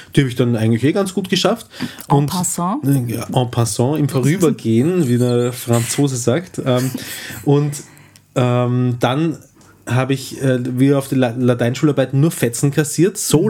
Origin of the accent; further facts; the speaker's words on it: Eastern Austria, Austria; es gibt sehr viel äh, äh, flaches Land auch in Österreich, gerade im Osten, wo wir herkommen